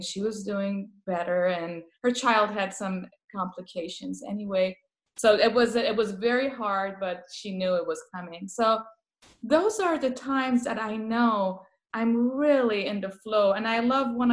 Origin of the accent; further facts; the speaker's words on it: Tehran, Tehran Province, Iran; first language Persian; English is a second language; now in Hollister, United States; I came from Tehran to Hollister, California, doing palliative care